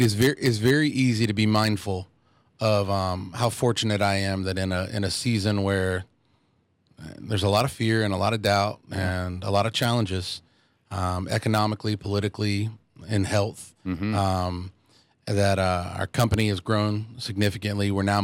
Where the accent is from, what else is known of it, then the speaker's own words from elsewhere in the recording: Durham, North Carolina, United States; I am from Durham, North Carolina, and same house. From when I was 3 till my parents retired, like not quite 2 years ago.